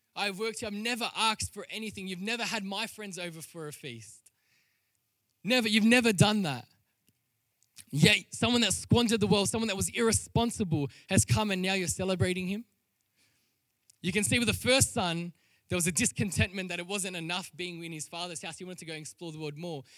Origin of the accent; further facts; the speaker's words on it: Sydney, New South Wales, Australia; I was born in Western Sydney